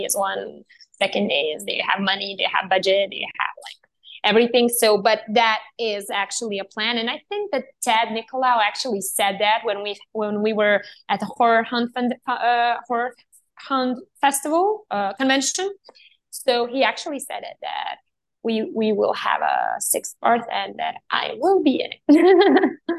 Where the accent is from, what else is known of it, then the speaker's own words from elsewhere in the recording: Serbia; I was born and raised in Serbia